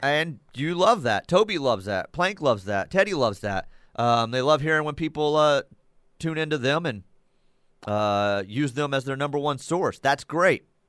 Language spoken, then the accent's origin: English; Dallas, Texas, United States; growing up in the Dallas area, the way I did with the Von Erichs and the Freebirds